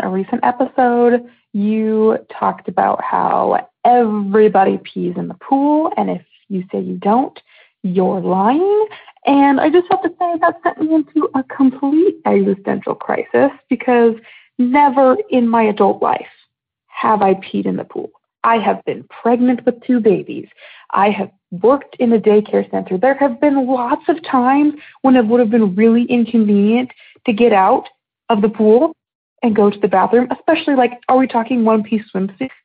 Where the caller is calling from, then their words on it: Houston, Texas, United States; I'm calling from Houston, Texas.